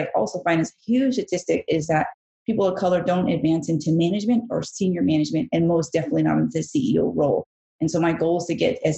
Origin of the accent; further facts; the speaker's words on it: Bangkok, Thailand; born there; I was born in Bangkok, Thailand. I'm Asian and Mexican.